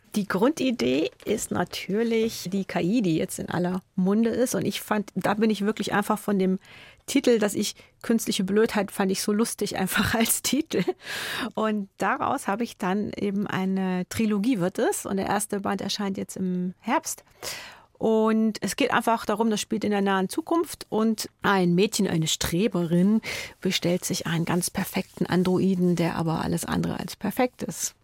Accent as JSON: {"language": "German", "town": "Sondershausen", "region": "Thuringia", "country": "Germany", "tie": "born or raised there", "moved": "as an adult", "lives_now": "Munich, Germany", "said": "ich komme aus Sondershausen"}